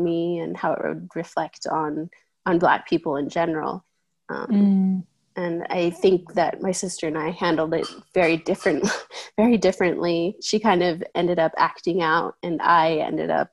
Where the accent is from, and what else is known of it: Ephraim, Utah, United States; born or raised there; also born or lived in Georgia